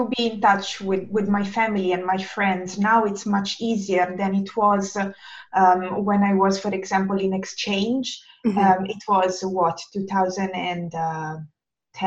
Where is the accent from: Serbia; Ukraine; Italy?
Italy; English is a second language; moved away as an adult; now in Helsinki, Finland; as you probably may guess from my accent, I'm not native English speaker, and in fact, I'm Italian, but I don't live in Italy.